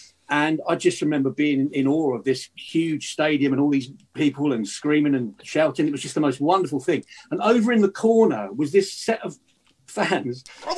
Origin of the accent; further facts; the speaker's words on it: Guildford, South East England, United Kingdom; I lived in Guildford. I grew up in Guildford in Surrey